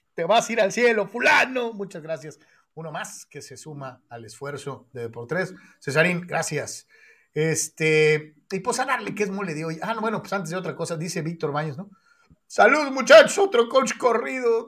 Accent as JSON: {"language": "Spanish", "town": "Guadalajara", "region": "Jalisco", "country": "Mexico", "said": "soy de Guadalajara"}